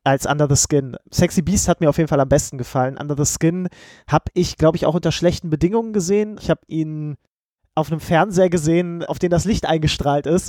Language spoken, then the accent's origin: German; Germany; als Deutscher